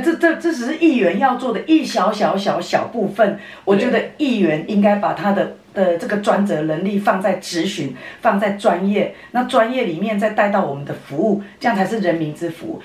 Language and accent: Chinese; Nantou City, Nantou County, Taiwan; 我在南投市长大没有离开过，所有的选民服务，所有的，的工作都在这里，我都把南投市当成自己的家一样